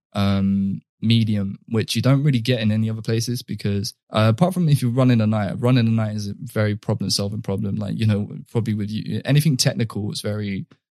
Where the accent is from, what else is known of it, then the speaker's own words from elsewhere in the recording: London, United Kingdom; I come from like very laddish culture, which is almost like either the sweet mates or the rude boys, which is something that's fundamental to growing up in London in particular